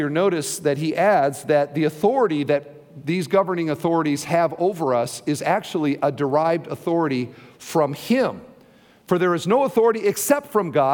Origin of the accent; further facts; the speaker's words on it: Iowa, United States; now in Indiana, United States; I'm from Iowa